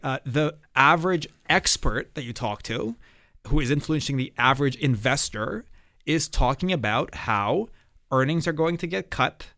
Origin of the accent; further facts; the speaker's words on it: Toronto, Ontario, Canada; growing up in Toronto